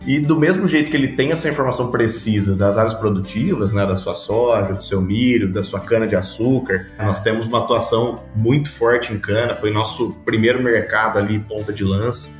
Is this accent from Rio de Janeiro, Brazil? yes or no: no; São João da Boa Vista, São Paulo, Brazil; Eu sou natural aqui de São João da Boa Vista, interior de São Paulo